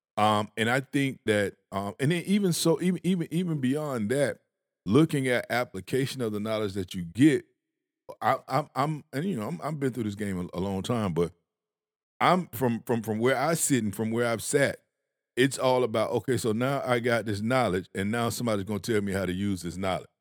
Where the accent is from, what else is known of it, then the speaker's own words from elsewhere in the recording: Georgia, United States; I'm from Georgia.